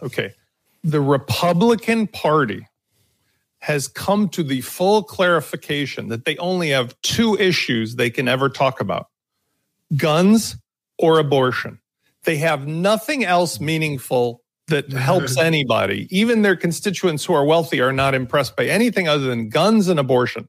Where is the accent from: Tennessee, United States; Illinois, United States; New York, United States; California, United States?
Illinois, United States; Chicago; a guy from Chicago